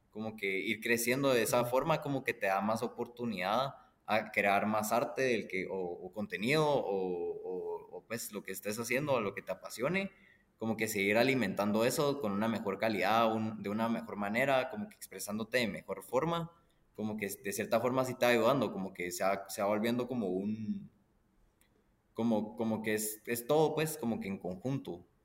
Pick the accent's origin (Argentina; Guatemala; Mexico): Guatemala; chapín, nací en Guatemala y... chapín y soy full chapín. Pues mis dos papás también nacieron en Guatemala. Eh, solo tengo abuelos extranjeros